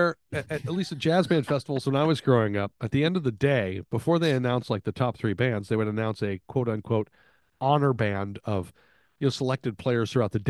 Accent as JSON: {"language": "English", "region": "Texas", "country": "United States", "tie": "born or raised there", "said": "I grew up in Texas, so I grew up knowing music, it's all about winning."}